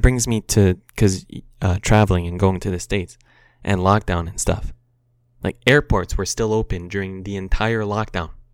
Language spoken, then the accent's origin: English; Canada; as a Canadian